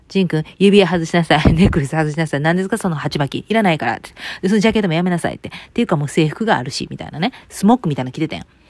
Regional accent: Kansai, Japan; moved away as an adult; also born or lived in Osaka; now in United States; うちの地元

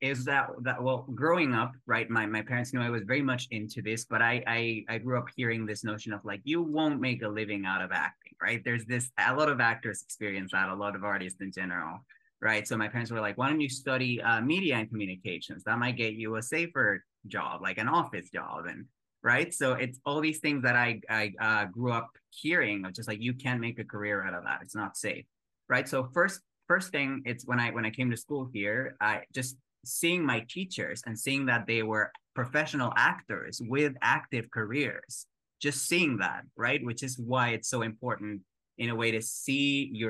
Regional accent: Mexico; moved away as an adult; now in New York City, United States; being a Mexican moving to the United States

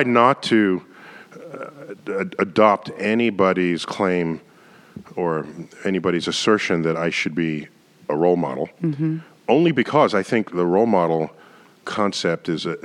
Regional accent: New York City, New York, United States; as a boy growing up in the Bronx

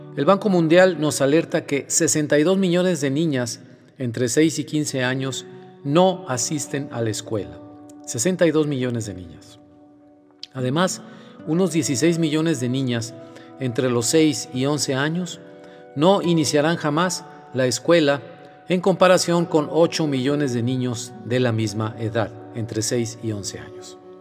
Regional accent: Mexico; en mi país, en México

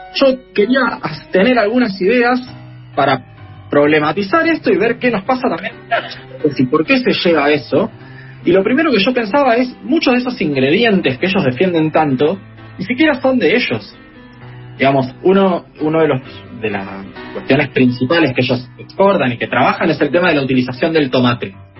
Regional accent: Argentina; como, argentino

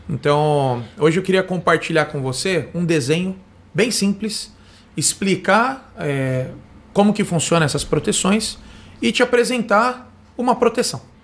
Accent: Osasco, São Paulo, Brazil; nascido em Osasco, criado em Osasco

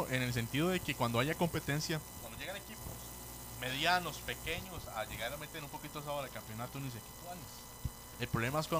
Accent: Pavas, San José, Costa Rica; Yo soy de Pavas, y amigo, ahí en Pavas Centro está la iglesia de Santa Bárbara, está, está la cancha de fútbol, hay 5 6 bares

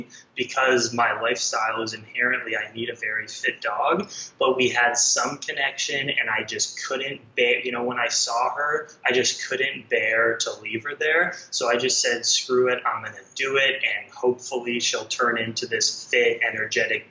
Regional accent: Los Angeles, California, United States; moved away as an adult; I had never seen the middle of America, because I grew up in Los Angeles

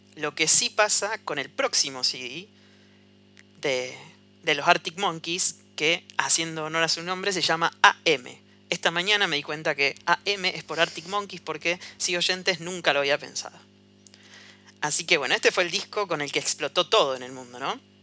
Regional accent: Rosario, Santa Fe, Argentina; Nosotros somos de Argentina, no sé si lo dijimos, de Rosario

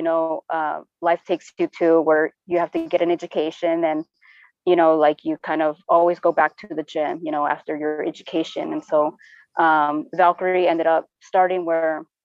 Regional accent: San Diego, California, United States; I was born and raised in San Diego and in Barrio Logan

